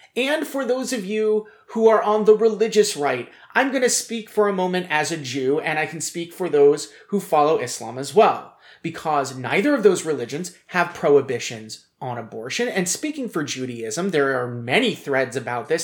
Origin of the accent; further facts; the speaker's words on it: United States; As an American, as a man